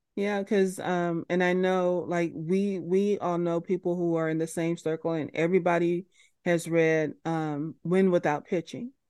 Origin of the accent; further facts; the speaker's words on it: United States; as an American person